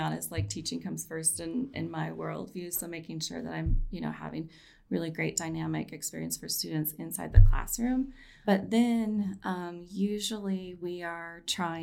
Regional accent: Colorado, United States; also born or lived in Ithaca, New York; I grew up here in Colorado

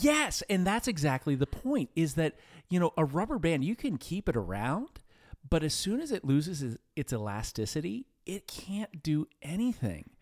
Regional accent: New Castle, Pennsylvania, United States; I grew up in Newcastle, P

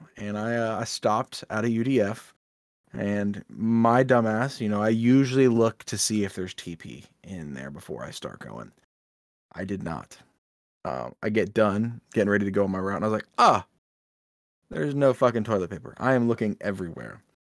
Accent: United States; we're American and we live here

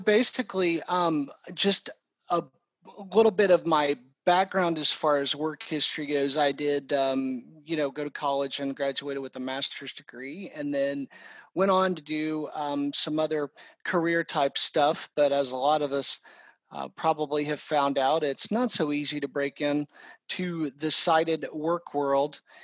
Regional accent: Oklahoma City, Oklahoma, United States; also born or lived in Texas; I am from Oklahoma City and uh, pretty much grown up here

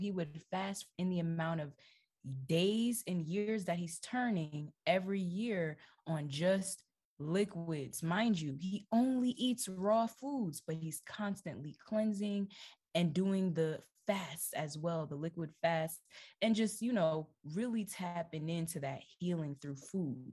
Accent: Jamaica; I'm Jamaican, okay? I'm 100% Jamaican. I grew up eating jerk chicken.

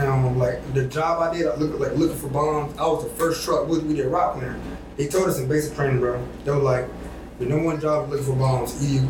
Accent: the South, United States; And, you know, like I said, I'm from the South, like, so, and that Southern mindset

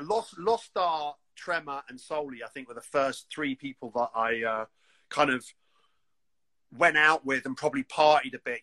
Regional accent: London, United Kingdom; We're two kids from West London.

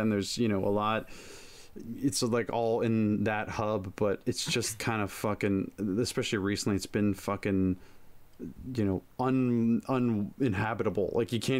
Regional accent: Toronto, Ontario, Canada; I'm from Toronto, right?

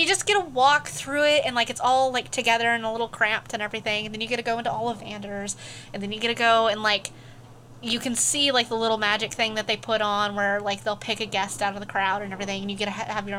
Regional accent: Oregon, United States; also born or lived in Nevada / Arizona / Pennsylvania; There you go. Originally, I'm from Oregon. I definitely don't live there now. I've lived in... Five states. I think it's 5 states.

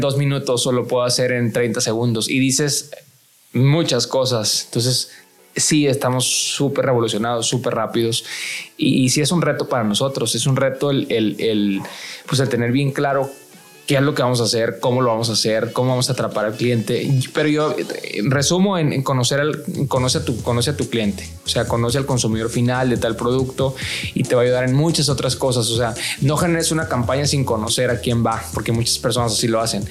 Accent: Mexico; los que somos mexicanos

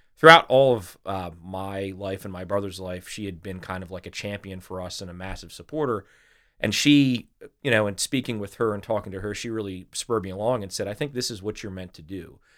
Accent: Delaware, United States; also born or lived in Little Rock, Arkansas; I'm I'm pretty much a Delawarean

